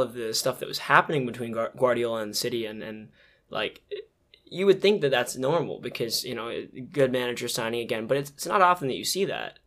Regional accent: United States; I'm American

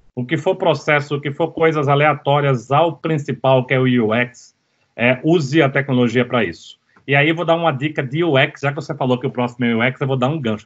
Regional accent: Recife, Pernambuco, Brazil; eu cresci em Recife

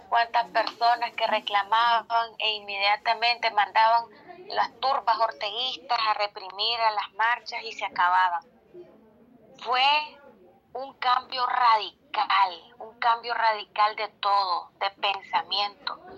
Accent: Nicaragua; moved away as an adult; now in United States; como nicaragüenses, como ciudadanos

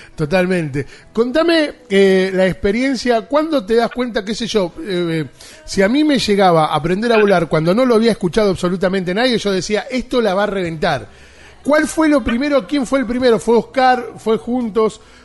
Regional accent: San Nicolás de los Arroyos, Buenos Aires Province, Argentina; yo soy de San Nicolás

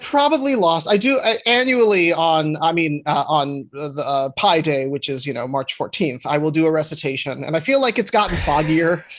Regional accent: Minneapolis, Minnesota, United States; now in New York City, United States; I grew up in Minneapolis, Minnesota

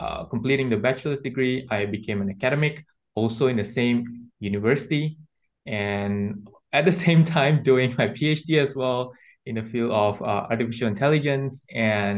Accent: Malaysia; I grew up in Malaysia

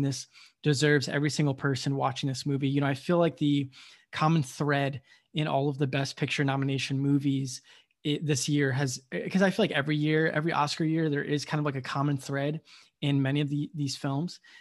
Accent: United States; I was born in the United States

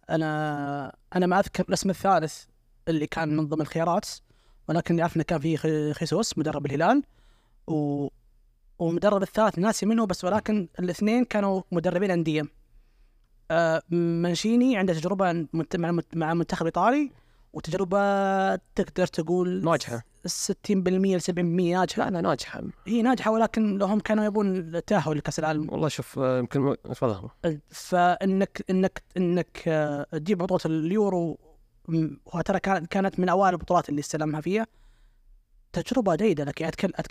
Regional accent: Saudi Arabia; معروف عنا احنا كسعوديين اننا جمهور فاهمين كره

